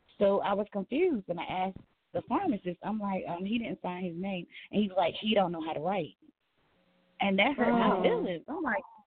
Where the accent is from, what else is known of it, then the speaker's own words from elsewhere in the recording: the South, United States; I'm from the South